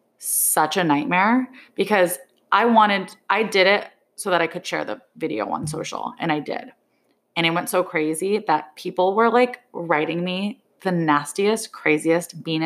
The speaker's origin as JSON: {"language": "English", "region": "New York", "country": "United States", "said": "as a New Yorker, I think it's not weird when you ask somebody how much they pay for rent because everybody knows."}